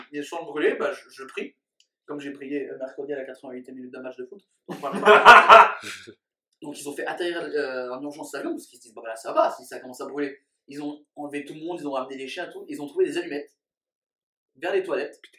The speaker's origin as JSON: {"language": "French", "town": "Dallas", "region": "Texas", "country": "United States", "said": "c'est à Dallas moi, je suis de Dallas, effectivement."}